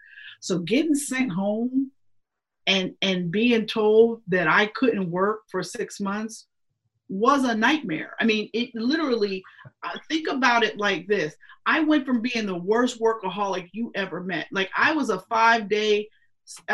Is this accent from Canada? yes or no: no; Pittsburgh, Pennsylvania, United States; moved away as an adult; now in Philadelphia, United States; My first job I got out of college was in Pittsburgh at the NBC station in my hometown.